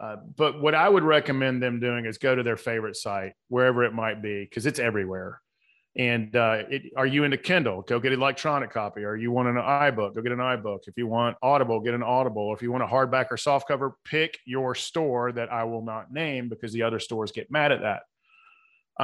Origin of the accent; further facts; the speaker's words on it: the South, United States; accent: Southern; my Southern accent